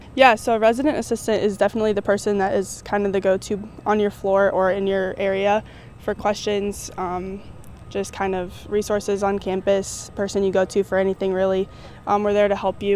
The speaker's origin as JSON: {"language": "English", "town": "Columbia", "region": "Missouri", "country": "United States", "said": "I'm from Columbia, Missouri"}